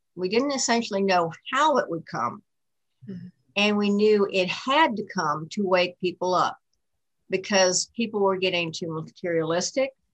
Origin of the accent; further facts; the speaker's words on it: Buffalo, New York, United States; I was born in outside Buffalo, New York